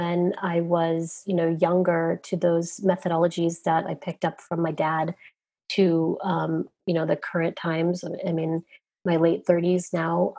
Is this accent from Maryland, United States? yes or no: no; Southern Virginia, United States; as a young child growing up in Southern Virginia